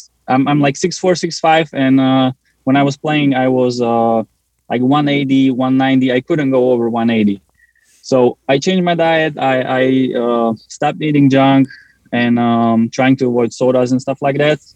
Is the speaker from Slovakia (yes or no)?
yes; Slovakia; moved away as an adult; now in Pennsylvania, United States; So I'm originally from Slovakia